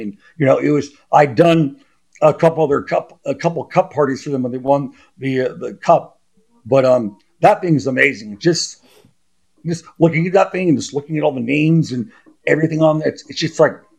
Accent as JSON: {"language": "English", "town": "Los Angeles", "region": "California", "country": "United States", "tie": "born or raised there", "said": "In Los Angeles, you know, born and raised in Hollywood, Santa Monica, in Genesee"}